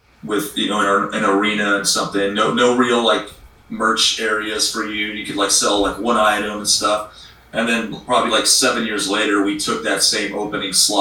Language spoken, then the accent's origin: English; Arizona, United States; Arizona, my home state.